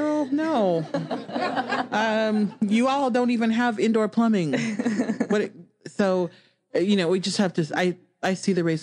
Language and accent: English; Omaha, Nebraska, United States; I grew up in West Omaha. So Omaha is the biggest city in Nebraska.